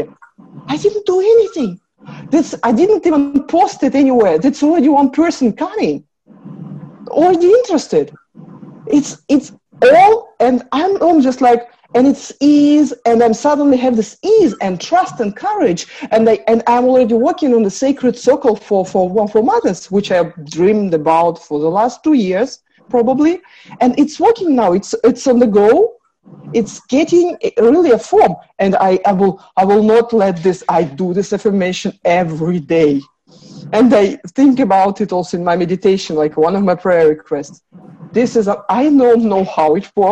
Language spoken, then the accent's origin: English; Russia; moved away; I came from Russia, communist country, no religious, no everything